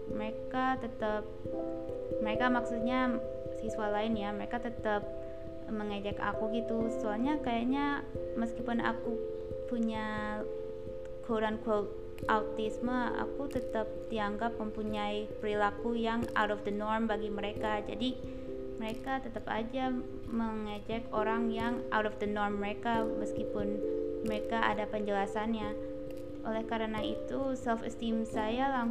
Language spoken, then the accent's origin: Indonesian; Indonesia; aku tinggal di Indonesia dan aku sendiri dibesarkan di Indonesia jadi ya udahlah pakai bahasa Indonesia aja